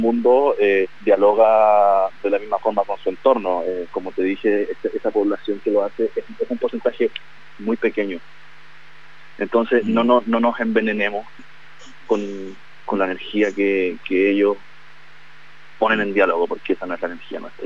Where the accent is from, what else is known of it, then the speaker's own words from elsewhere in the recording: Santiago, Santiago Metropolitan Region, Chile; como santiaguinos